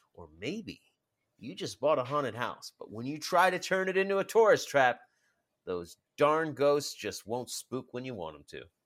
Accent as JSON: {"language": "English", "country": "United States", "said": "I'm American"}